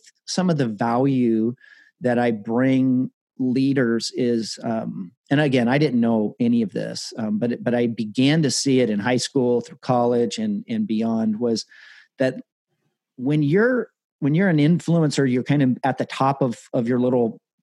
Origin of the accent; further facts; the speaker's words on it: Colorado Springs, Colorado, United States; I grew up in Colorado Springs in your neck of the woods